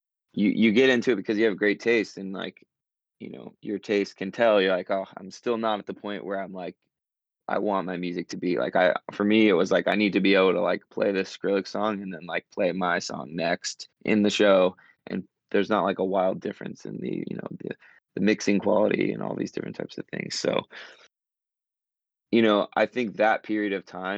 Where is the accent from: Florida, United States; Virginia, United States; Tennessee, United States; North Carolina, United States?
North Carolina, United States; moved away as an adult; I grew up in North Carolina